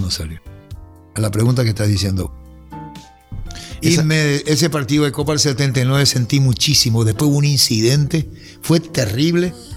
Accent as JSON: {"language": "Spanish", "country": "Paraguay", "said": "Yo soy paraguayo"}